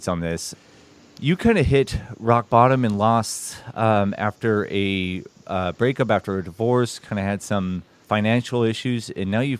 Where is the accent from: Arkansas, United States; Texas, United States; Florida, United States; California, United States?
California, United States; Newport Beach; I grew up here in Newport Beach